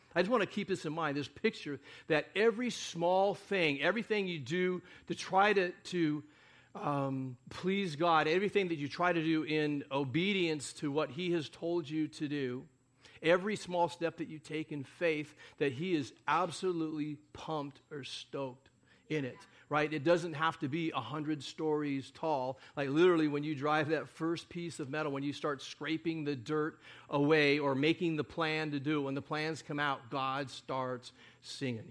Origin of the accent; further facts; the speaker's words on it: United States; we're, uh, Americans, most of us